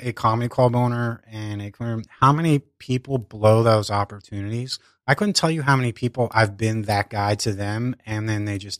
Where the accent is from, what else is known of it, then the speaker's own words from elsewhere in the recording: Philadelphia, Pennsylvania, United States; I grew up in Northeast Philadelphia.